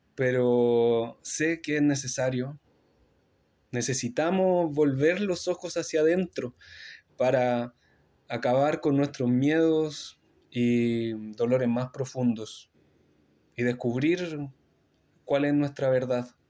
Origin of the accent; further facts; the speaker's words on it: Chile; now in Montreal, Canada; vengo de Chile